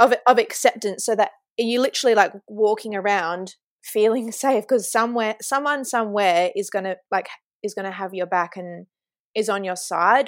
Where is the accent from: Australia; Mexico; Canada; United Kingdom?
Australia; Kalgoorlie, Western Australia; I was born in Kalgoorlie Hospital and grew up here